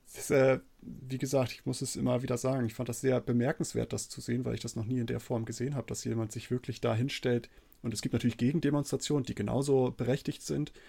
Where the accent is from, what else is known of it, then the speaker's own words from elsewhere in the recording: Germany; bei uns in Deutschland, zumindest bei mir in der Schule